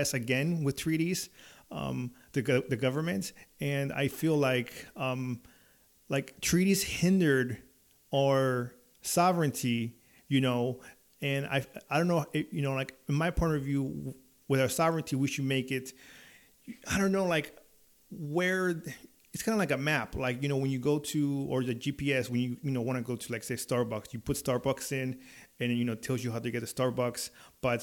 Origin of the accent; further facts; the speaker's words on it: California, United States; I grew up in California. You know, I was born in the 80s